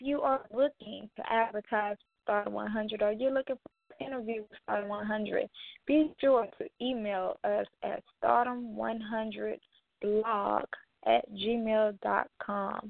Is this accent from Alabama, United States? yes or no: yes; Mobile, Alabama, United States; my hometown, Mobile, Alabama